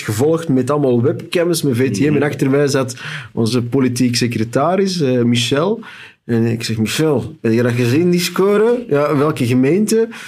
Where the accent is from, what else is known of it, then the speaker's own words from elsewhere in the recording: Antwerp, Flanders, Belgium; ik alleen maar hoor als Antwerpenaar